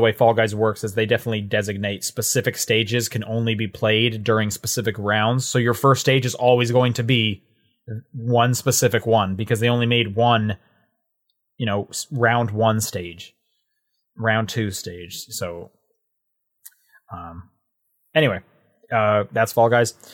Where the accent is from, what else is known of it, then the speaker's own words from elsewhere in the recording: Canada; I would assume you two as well, being Canadian, 'cause we had Blockbuster up until, like, twenty twelve